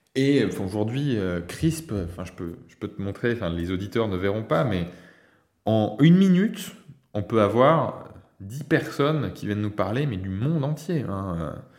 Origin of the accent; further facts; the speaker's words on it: France; also born or lived in Nantes; On est en France bah, parce qu'on est français, parce qu'on a nos amis en France